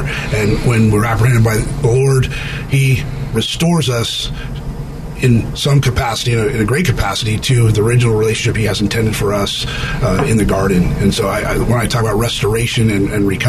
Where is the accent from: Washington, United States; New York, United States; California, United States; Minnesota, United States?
California, United States; I was from California, came back to California